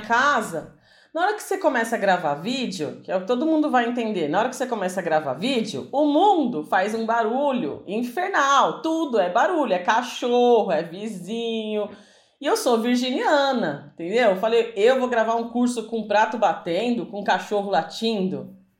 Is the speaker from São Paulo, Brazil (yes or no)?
yes; São Paulo, Brazil; Aqui em São Paulo, que a gente é de São Paulo